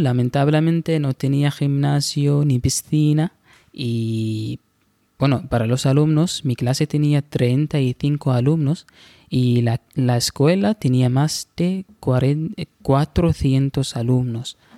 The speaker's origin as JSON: {"language": "Spanish", "town": "Bahla", "region": "Ad Dakhiliyah", "country": "Oman", "second_language": "Spanish", "said": "Yo vivo en Nasib, pero vengo de Wilayat Bahla"}